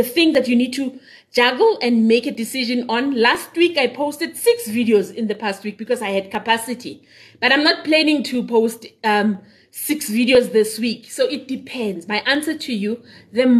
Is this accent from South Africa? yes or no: yes; Benoni, Gauteng, South Africa; moved away; also born or lived in Daveyton; I grew up in Whiteville. I'm in Whiteville. I went to school in Davyton, so I am so East Rand. But I don't live in East Rand now.